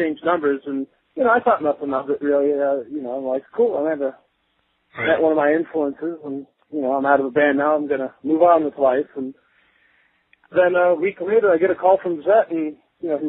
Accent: Modesto, California, United States; growing up in Modesto

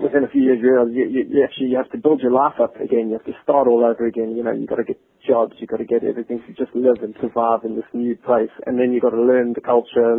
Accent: South Africa; moved away as an adult; now in London, United Kingdom; growing up in the South African music scene, I had the privilege of playing for a really decent band back in SA

